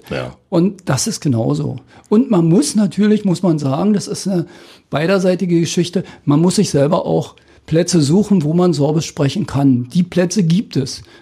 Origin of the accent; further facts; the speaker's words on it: East Germany, Germany; weil das ja zu meiner Jugend in der DDR immer mit einem Studium verbunden war